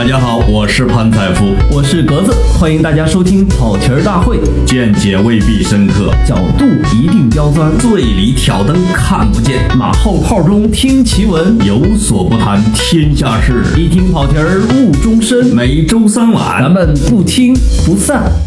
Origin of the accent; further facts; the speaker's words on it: China; also born or lived in Beijing; 作为一个中国人